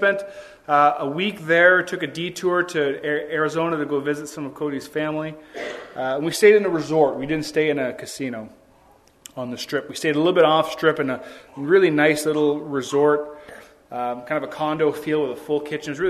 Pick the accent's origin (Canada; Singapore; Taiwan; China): Canada; Ontario; being from Ontario, where you can't smoke anywhere